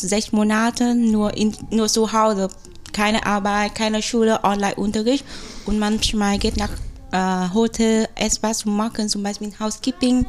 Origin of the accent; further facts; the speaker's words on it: Vietnam; German is a second language; moved away as an adult; now in Germany; ich komme aus Vietnam